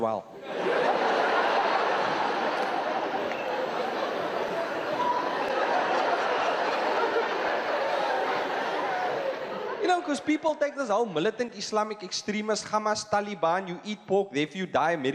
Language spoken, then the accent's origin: English; Cape Town, Western Cape, South Africa; I'm from Cape Town